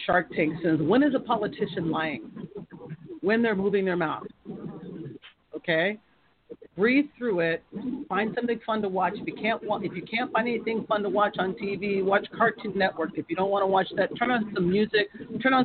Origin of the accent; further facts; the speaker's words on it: United States; I'm American